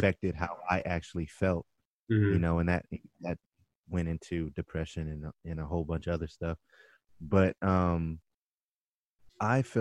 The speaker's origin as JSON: {"language": "English", "area": "Orange County", "region": "California", "country": "United States", "tie": "born or raised there", "said": "I grew up in Orange County, so I didn't grow up around a lot of Black people"}